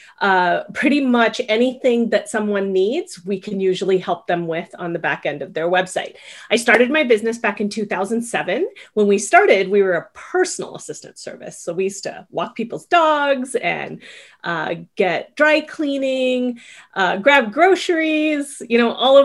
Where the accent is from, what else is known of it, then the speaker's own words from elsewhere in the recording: Culver City, California, United States; now in South Bay, Los Angeles, United States; where I grew up in Culver City